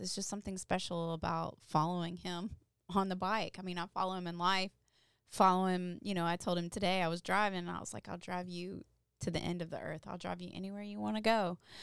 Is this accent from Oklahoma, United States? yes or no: no; Louisville, Kentucky, United States; I grew up in Louisville, Kentucky